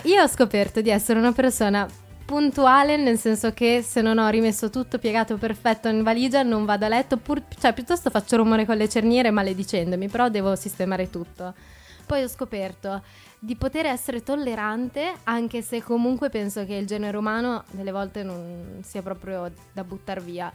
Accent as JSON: {"language": "Italian", "town": "Forlì", "region": "Emilia-Romagna", "country": "Italy", "tie": "born or raised there", "moved": "yes", "lives_now": "Trento, Italy", "said": "A 15 minuti da Forlì, mia città natale."}